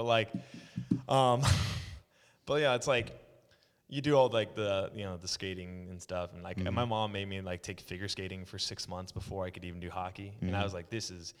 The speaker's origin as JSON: {"language": "English", "town": "Phoenix", "region": "Arizona", "country": "United States", "tie": "born there", "also_born_or_lived": "Omaha / Oklahoma", "said": "I was born in Phoenix, Arizona."}